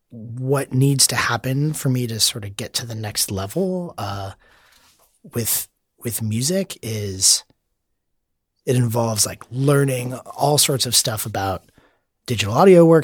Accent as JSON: {"language": "English", "region": "Florida", "country": "United States", "tie": "born or raised there", "lives_now": "San Francisco, United States", "said": "I grew up in Florida, mm-hmm. South Florida, and I went to college in Gainesville, Florida."}